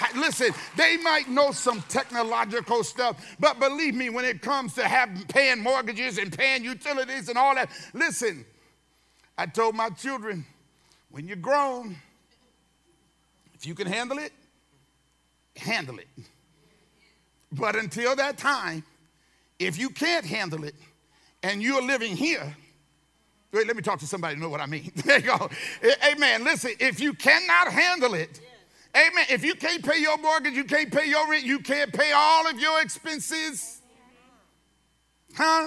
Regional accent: California, United States; now I'm from California

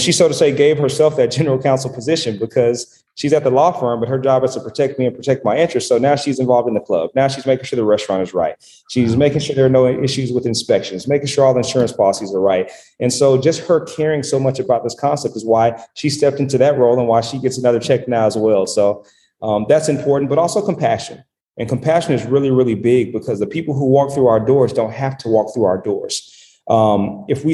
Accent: Dallas, Texas, United States; I'm from Dallas

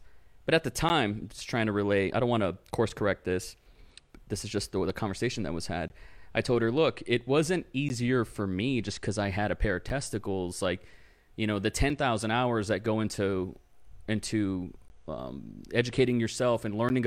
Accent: Rio Grande Valley, South Texas, United States; first language English; my hometown, which is South Texas, it's the Rio Grande Valley.

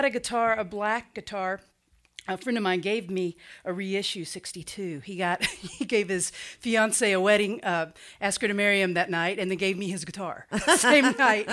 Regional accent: Lexington, Kentucky, United States; moved away as an adult; now in Cincinnati, United States; I grew up in Lexington. I've been in Cincinnati since 97.

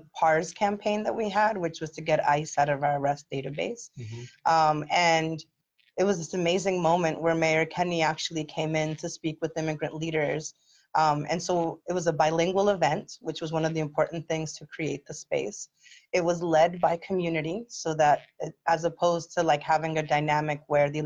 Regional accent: Philadelphia, Pennsylvania, United States; I am the daughter of immigrants. I was born in South Philly. I have a lived experience of growing up working class

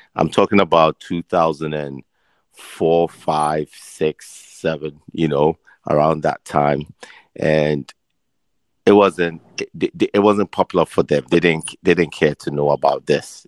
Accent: Ghana; moved away as an adult; also born or lived in London / Philadelphia; now in United States; so I was born in London. Um, I was raised in Ghana, and I was bred in Philadelphia when I came to college.

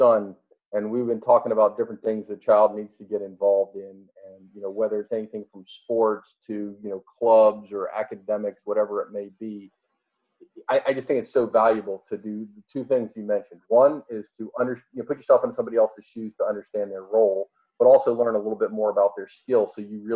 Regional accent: Atlanta, Georgia, United States; I grew up in Atlanta

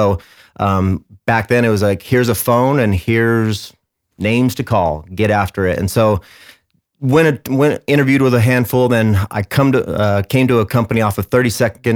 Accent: Mesa, Arizona, United States; born and raised in Arizona, in Mesa

